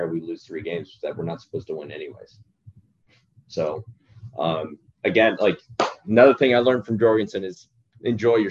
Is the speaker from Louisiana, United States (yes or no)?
no; Virginia Beach, Virginia, United States; moved away; my hometown